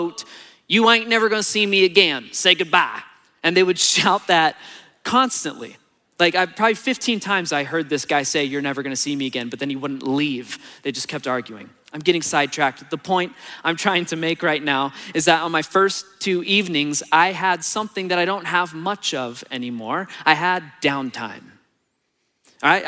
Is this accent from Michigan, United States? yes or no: no; Texas, United States; moved away; on my last day in Texas, before my flight, I spent a few hours driving around my hometown and like going to see the old houses that I grew up